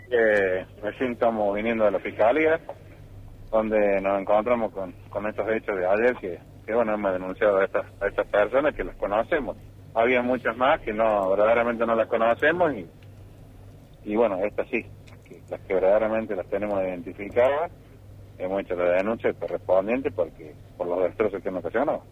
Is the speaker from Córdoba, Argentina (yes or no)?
yes; Villa María, Córdoba, Argentina; yo soy nacido criado en Villa María, a mí me conocen todos